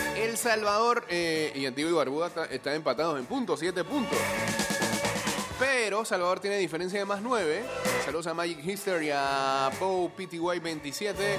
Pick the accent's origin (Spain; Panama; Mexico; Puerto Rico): Panama